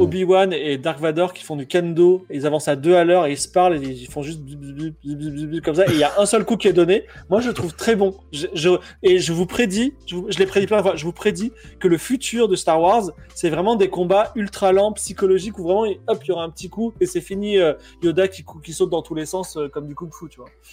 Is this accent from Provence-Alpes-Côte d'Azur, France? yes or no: yes; Toulon, Provence-Alpes-Côte d'Azur, France; je viens de Toulon